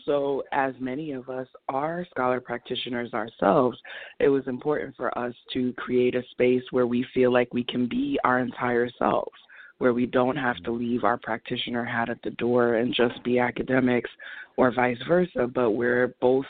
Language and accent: English; New York, United States; my hometown